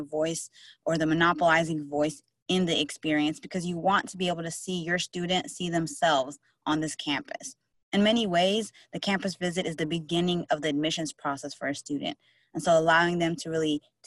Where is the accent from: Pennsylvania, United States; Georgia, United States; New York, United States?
Georgia, United States; Atlanta; now in Durham, United States; I'm originally from Atlanta, Georgia.